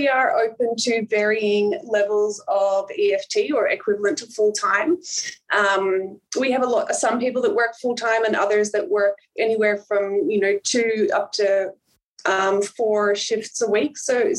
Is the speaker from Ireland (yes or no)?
yes; Ireland; now in Melbourne, Australia; So I originally came over from Ireland. So I actually, I'm not Australian born. I came over from Ireland and I did my undergrad here in Melbourne through La Trobe in nursing.